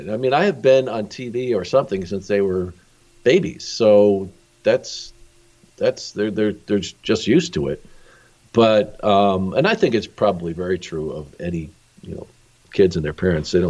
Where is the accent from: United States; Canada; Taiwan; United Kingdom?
United States; Arizona; because I you know I think I grew up in Arizona and uh, you know uh, I was just exposed to so many different country western